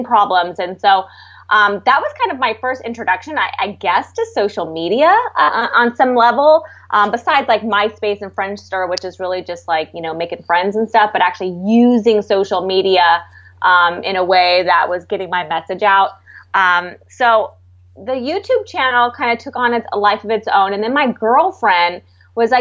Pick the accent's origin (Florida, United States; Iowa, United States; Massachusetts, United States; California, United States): California, United States; San Diego; moved away; also born or lived in San Francisco / Los Angeles; I'm from San Diego. I grew up on the beach.